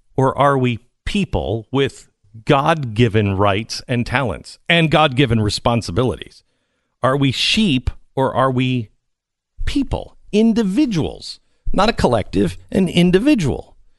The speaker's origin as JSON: {"language": "English", "town": "Seattle", "region": "Washington", "country": "United States", "tie": "born or raised there", "said": "I grew up in Seattle."}